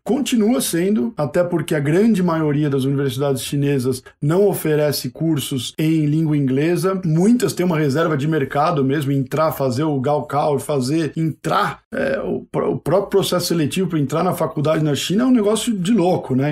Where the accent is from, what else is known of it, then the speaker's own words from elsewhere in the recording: São Paulo, Brazil; moved away as an adult; now in United States; eu sou de São Paulo originalmente, filho, é, um, um verdadeiro filho da USP, fiz creche na USP, fiz escola de aplicação na USP